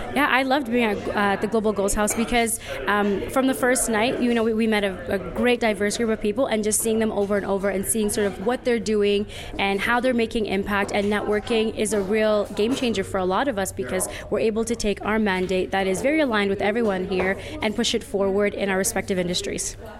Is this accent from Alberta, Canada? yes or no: no; Toronto, Ontario, Canada; now in Rwanda; I'm from Toronto, Canada. Currently living in Rwanda